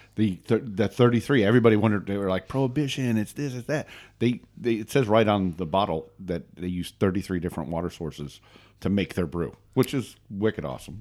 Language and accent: English; Northeast Pennsylvania, United States; moved away as an adult; also born or lived in Maryland; I grew up in Northeast Pennsylvania